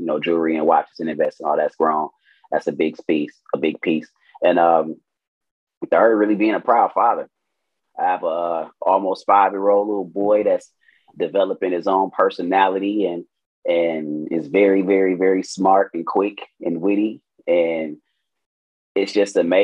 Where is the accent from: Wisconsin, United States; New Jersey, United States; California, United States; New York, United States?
Wisconsin, United States; Milwaukee; Born and raised in Milwaukee, Wisconsin